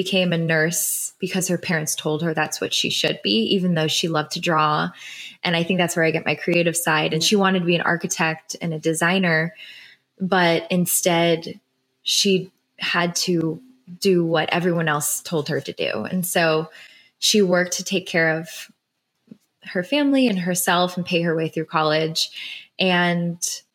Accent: Cleveland, Ohio, United States; I grew up in Cleveland, Ohio

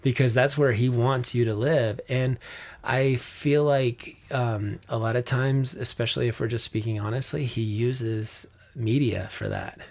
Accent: Flagstaff, Arizona, United States; growing up in Flagstaff in the mountains

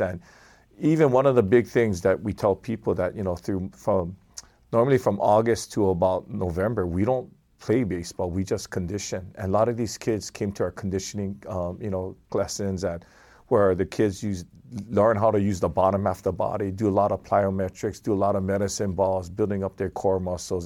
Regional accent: Kailua, Hawaii, United States; I'm a Kailua boy

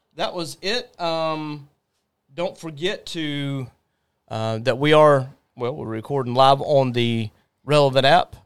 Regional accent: Jacksonville, Florida, United States; we are from Jacksonville.

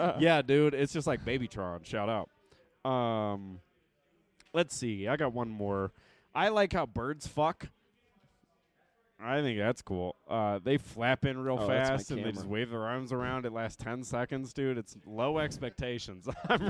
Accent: Detroit, Michigan, United States; I'm from Detroit

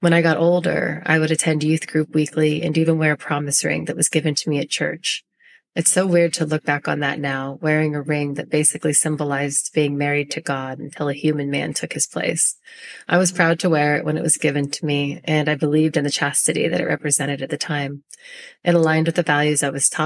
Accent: Northern California, United States; I was born and raised in a small town in Northern California

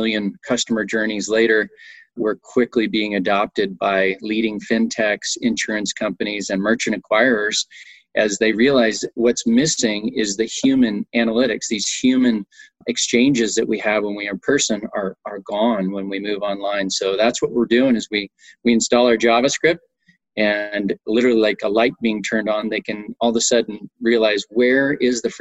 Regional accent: Montana, United States; moved away as an adult; also born or lived in Austin, Texas; I grew up in Montana.

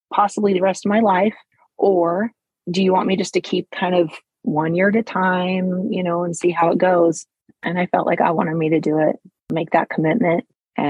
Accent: Montana, United States; moved away as an adult; also born or lived in Mexico; I'm from Montana. So I moved back to Montana

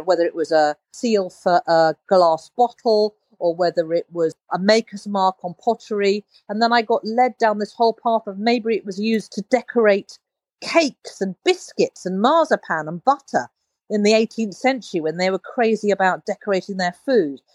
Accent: London, United Kingdom; also born or lived in Uganda; So I, I grew up in London

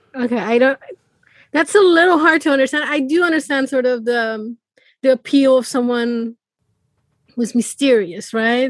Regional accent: Iran; moved away; I'm originally from Iran

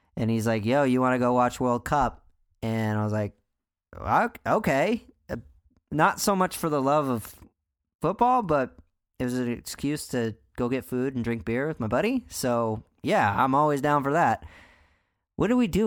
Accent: United States; I'm American

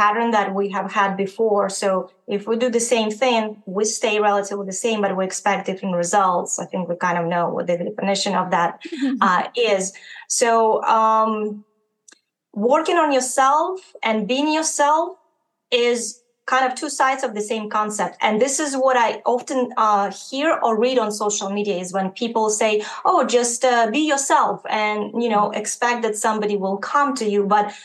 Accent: Ukraine; moved away; I am originally from Ukraine

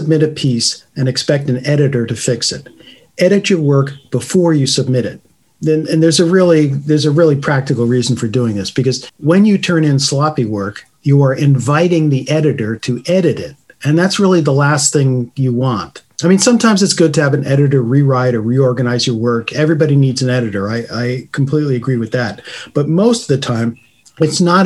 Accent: United States; being an American writer

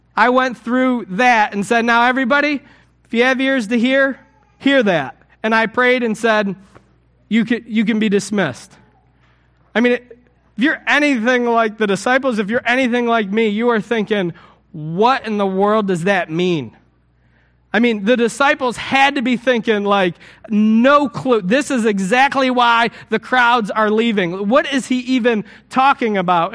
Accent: United States; I'm an American.

